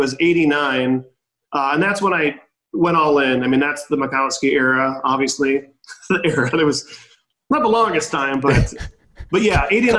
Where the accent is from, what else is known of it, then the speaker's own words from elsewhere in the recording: Apple Valley, Minnesota, United States; I'm from Apple Valley, Minnesota. That's where I started my journey.